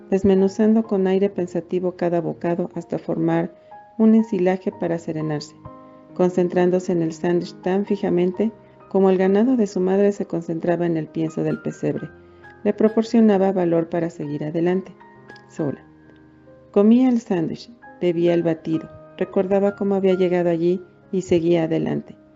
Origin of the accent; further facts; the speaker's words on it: Mexico; also born or lived in Toluca, State of Mexico; Soy mexicana, tengo 51 años y vivo en la ciudad de Toluca, México.